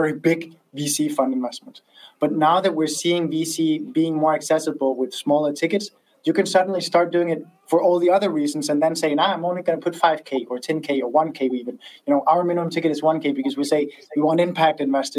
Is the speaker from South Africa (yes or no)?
no; Denmark; I'm from Denmark